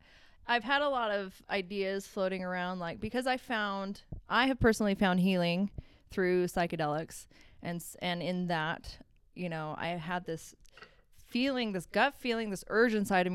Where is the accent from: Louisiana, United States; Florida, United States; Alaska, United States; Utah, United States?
Utah, United States; Cottonwood Heights; also born or lived in Oklahoma / Missouri; I'm from Utah. I grew up in Cottonwood Heights mostly.